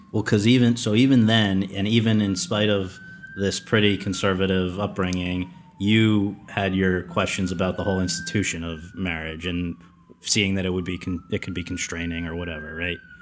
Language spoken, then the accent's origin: English; New Haven, Connecticut, United States; my hometown of New Haven